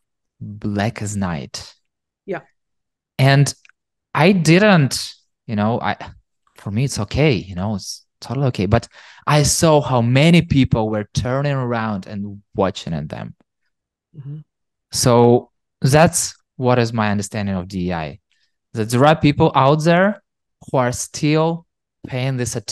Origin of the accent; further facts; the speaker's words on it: Ukraine; also born or lived in Kyiv; growing up in Ukraine, where there is not a super diverse audience